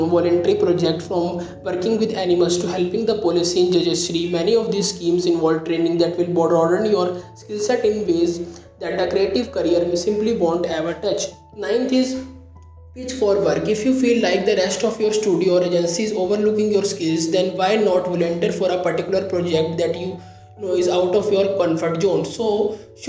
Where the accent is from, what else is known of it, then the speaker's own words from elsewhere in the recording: India; I am from India